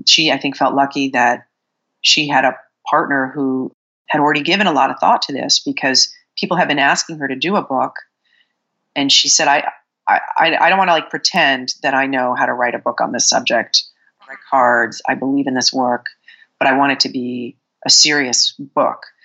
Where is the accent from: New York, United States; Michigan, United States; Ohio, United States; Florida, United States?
New York, United States; New York City; now in California, United States; I'm a Sagittarius from Brooklyn